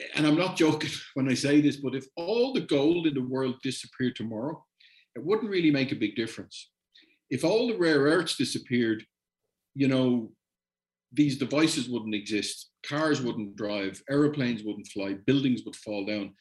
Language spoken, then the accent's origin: English; Ireland; I'm Irish